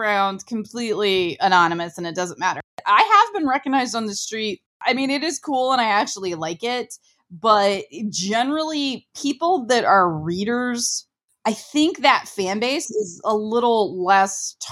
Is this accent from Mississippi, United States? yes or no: no; Ohio, United States; I'm from Ohio.